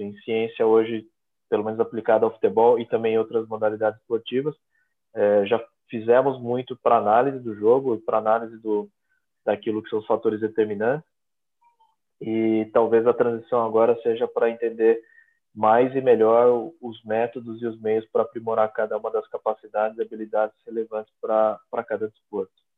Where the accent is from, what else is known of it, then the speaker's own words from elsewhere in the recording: Brazil; moved away as an adult; also born or lived in São Paulo; now in Portugal; eu sou brasileiro